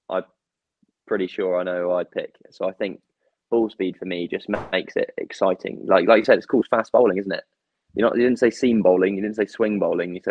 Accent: England, United Kingdom; English, being English

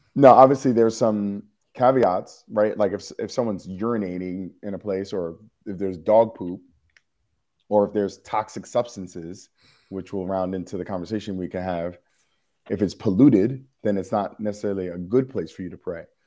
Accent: New York City, New York, United States; I am a New Yorker

